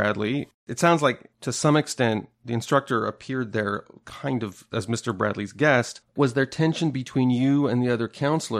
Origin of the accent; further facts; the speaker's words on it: Toronto, Ontario, Canada; I'm from Toronto, very multicultural city.